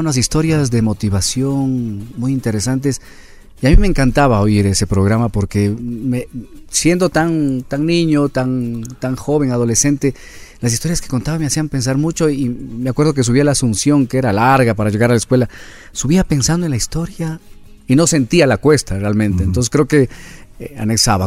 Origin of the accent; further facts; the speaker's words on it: Quito, Pichincha, Ecuador; Yo nací aquí en Quito